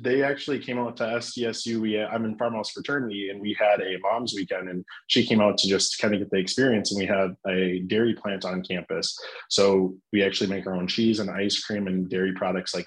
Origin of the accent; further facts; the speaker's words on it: Waterville, Minnesota, United States; moved away as an adult; also born or lived in Brookings, South Dakota; I am from Waterville, Minnesota area. I grew up on a family farm out there